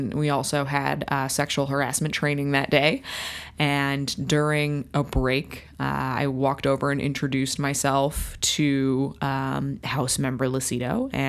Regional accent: Royal Oak, Michigan, United States; I said, I'm from Royal Oak.

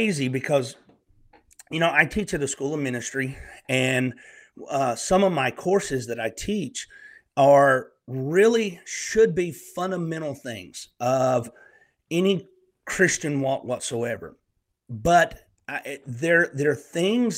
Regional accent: Northeast Alabama, United States; accent: Southern; also born or lived in Eastern Tennessee; now in Tennessee, United States; I'm a Southern country boy, born and raised in Northeast Alabama, and I live in Eastern Tennessee in the Great Smoky Mountains.

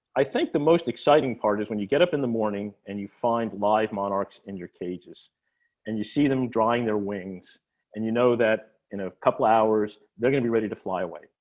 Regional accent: New Jersey, United States; moved away as an adult; also born or lived in Coral Gables, Florida; now in Venice, United States; I grew up in New Jersey, starting in, uh, Newark, then in West Orange, then Basking Ridge and a number of moves after

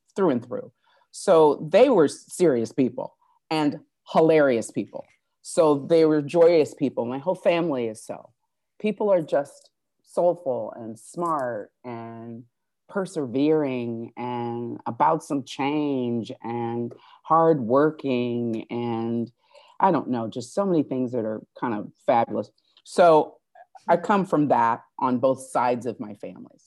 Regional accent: Fort Wayne, Indiana, United States; also born or lived in South Bend, Indiana; now in Los Angeles, United States; I'm from Indiana, born in South Bend, brought up in Fort Wayne, Indiana for as long as I can remember, uh, a Hoosier

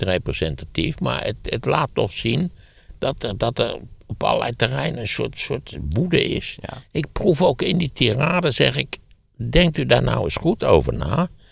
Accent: Wageningen, Gelderland, Netherlands; Ik ben opgegroeid in Wageningen, wat in feite ook de provincie is

